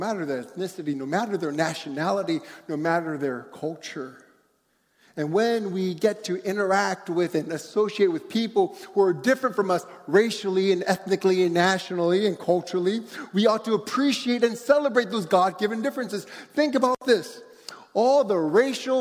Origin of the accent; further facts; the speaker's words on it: United States; As an Asian growing up in America